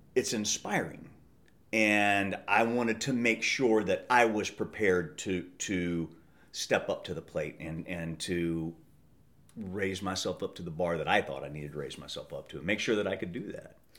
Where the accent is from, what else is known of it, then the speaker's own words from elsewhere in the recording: Midwest, United States; I grew up in the Midwest and hunting and fishing